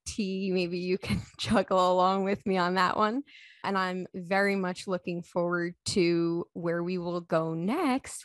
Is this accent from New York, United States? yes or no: yes; Long Island, New York, United States; moved away as an adult; also born or lived in Alexandria, Virginia / Carlsbad, California; now in Saint Robert, United States; I was born and raised on Long Island in New York, where I lived for about twenty-seven years